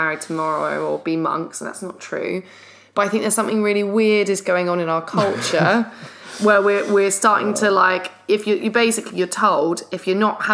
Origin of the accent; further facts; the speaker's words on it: London, United Kingdom; we're from London